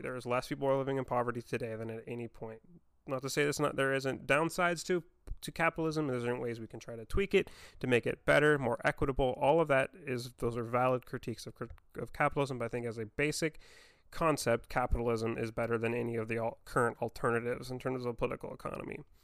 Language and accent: English; Vancouver, Washington, United States; growing up in Vancouver, Washington